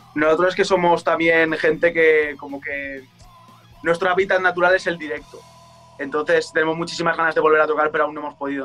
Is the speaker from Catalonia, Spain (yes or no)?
no; Valencia, Valencian Community, Spain; el barrio donde, donde yo nací